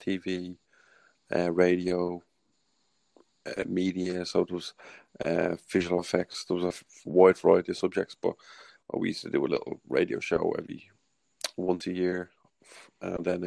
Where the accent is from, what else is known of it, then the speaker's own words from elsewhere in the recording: Ireland; accent: Irish; my Irish accent